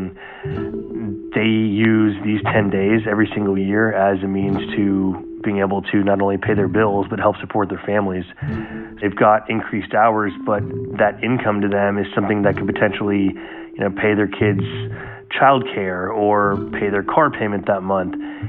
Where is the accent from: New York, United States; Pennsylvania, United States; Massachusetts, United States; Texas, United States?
Texas, United States; Austin; I mean, I'm born and raised in Austin. I've been here 35 years